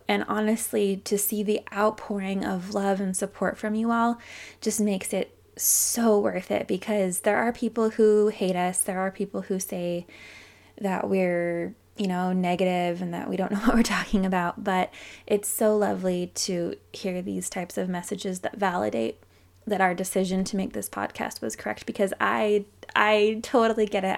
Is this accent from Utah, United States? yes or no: yes; Utah, United States; I grew up in Utah County